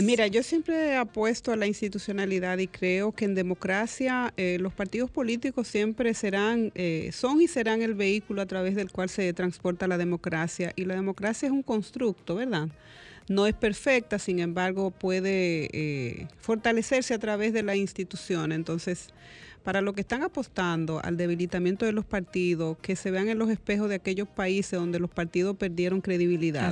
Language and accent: Spanish; Dominican Republic; como dominicano